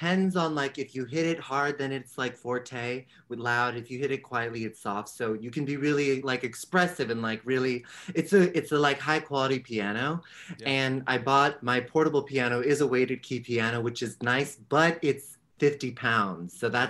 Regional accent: San Francisco, California, United States; San Francisco. Yeah.

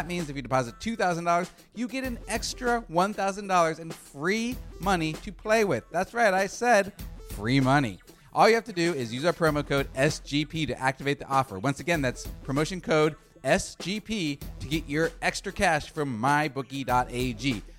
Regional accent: West Coast, United States; also born or lived in New York; I lived in New York 8 years and became kind of a Knicks supporter because I'm from the West Coast.

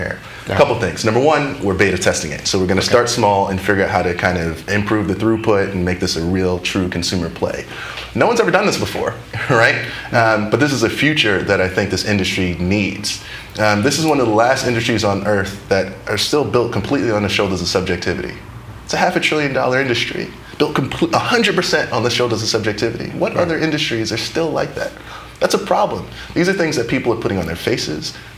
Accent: New York City, New York, United States; moved away as an adult; Queens, New York, born and raised.

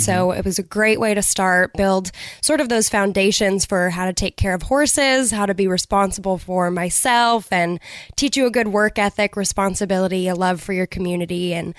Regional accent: Boise, Idaho, United States; I am from Boise. I'm a fourth generation Idahoan

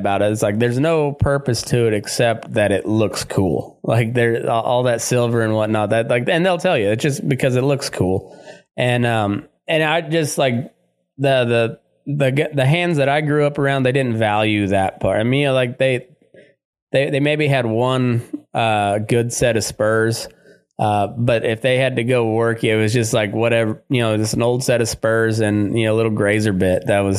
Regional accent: Texas, United States; except they just have a different tradition than the folks where we grew up in Texas in particular. And then like, and up in towards, to where I grew up in the Great Plains area

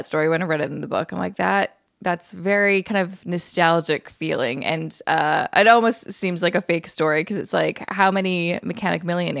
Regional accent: British Columbia, Canada; moved away; also born or lived in Vancouver, Canada; I'm from BC too.

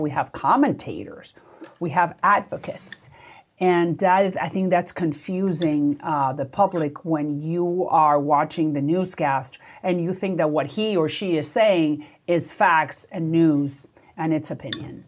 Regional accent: Miami, Florida, United States; also born or lived in Puerto Rico; I grew up in Miami. I, I have an accent because my parents could not find work like many other millions of Cubans, and we had to hop

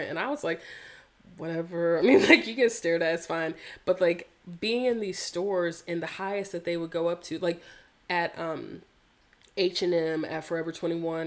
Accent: North Carolina, United States; growing up in North Carolina, like one of the hearts of the Confederacy

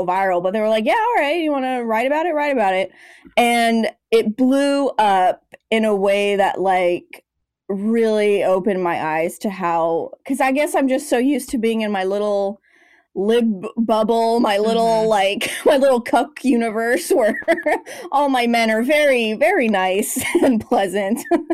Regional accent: Los Angeles, California, United States; And then I came to LA, which is my hometown. I basically just came home and kept going, kept doing the damn thing.

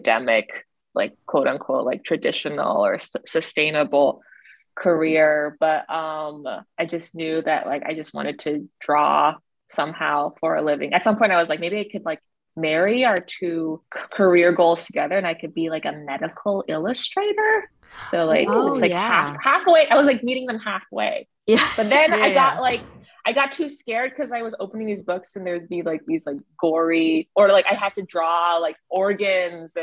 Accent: Toronto, Ontario, Canada; also born or lived in China; So I grew up in Toronto, Canada. My parents immigrated from China when I was 2 years old.

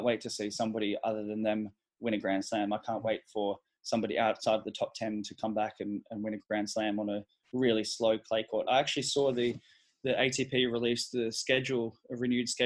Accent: Sydney, New South Wales, Australia; also born or lived in Melbourne; I grew up in Sydney

